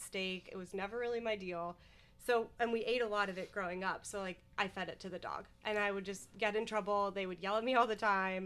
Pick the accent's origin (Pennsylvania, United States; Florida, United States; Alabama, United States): Pennsylvania, United States; Scranton; moved away; I grew up in Scranton, Pennsylvania, and actually went to college out there as well